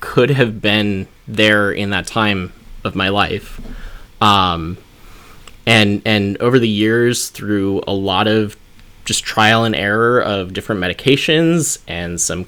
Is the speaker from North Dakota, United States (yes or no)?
yes; North Dakota, United States; I was growing up in North Dakota, which is a very conservative area.